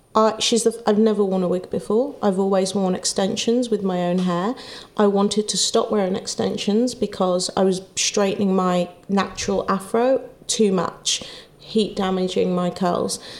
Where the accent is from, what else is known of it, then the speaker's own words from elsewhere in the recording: Wolverhampton, West Midlands, United Kingdom; moved away; I'm from Wolverhampton. My family aren't here